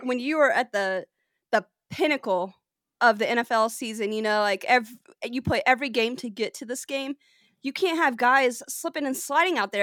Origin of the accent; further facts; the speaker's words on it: the South, United States; I grew up in the South. I didn't grow up in a hockey state